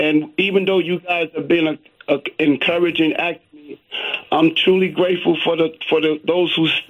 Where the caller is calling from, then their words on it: Bronx, New York, United States; from the Bronx.